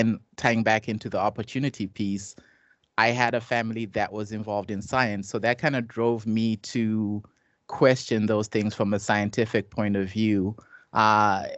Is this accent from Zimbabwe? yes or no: yes; Zimbabwe; moved away as an adult; now in United States; I grew up in Zimbabwe, and I came to the U.S. at age 18.